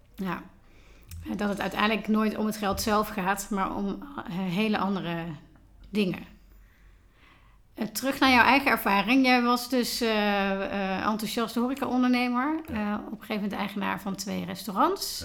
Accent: Tilburg, North Brabant, Netherlands; Vandaag ben ik in mijn thuisstad Tilburg aangeschoven

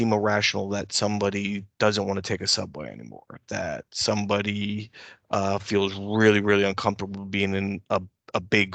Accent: Pennsylvania, United States; I was born in Pennsylvania

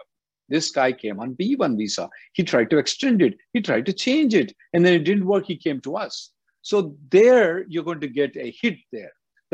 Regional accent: India; So being an Indian citizen, you can sit down in India and work for any company in the world.

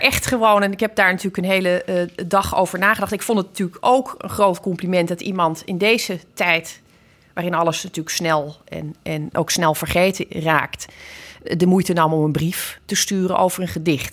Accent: Zeeland, Netherlands; Ik ben natuurlijk opgegroeid in Zeeland

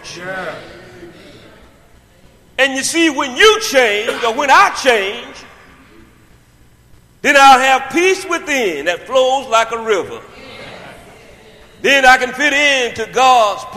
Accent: United States; growing up in Thomas County

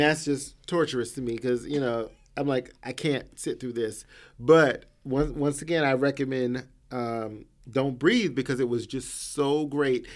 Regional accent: the South, United States; I grew up in the South, so I understand what it is to be in those smaller towns

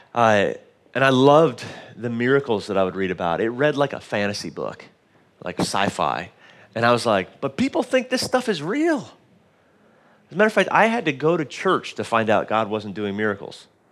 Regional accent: Dallas, Texas, United States; moved away; we didn't grow up here on the island. My mom lives here now and, uh, but we grew up in Dallas, Texas

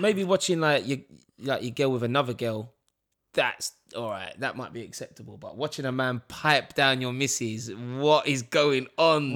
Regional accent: London, United Kingdom; Leighton Orient, E ten, my hometown.

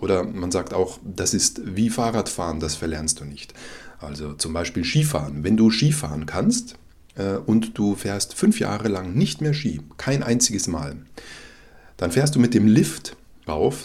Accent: Germany; als Deutscher

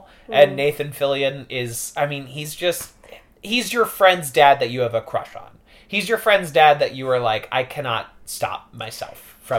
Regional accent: Warrenton, Missouri, United States; Warrenton, Missouri, a town of 5,000 in about an hour outside of St. Louis.

